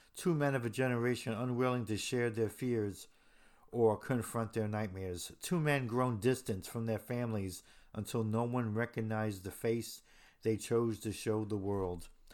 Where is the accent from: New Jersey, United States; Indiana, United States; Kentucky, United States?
New Jersey, United States; Hoboken; I'm from Hoboken, New Jersey